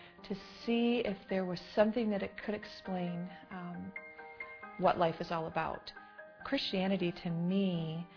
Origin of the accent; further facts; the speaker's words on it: Detroit, Michigan, United States; I grew up in Detroit in the 1970s.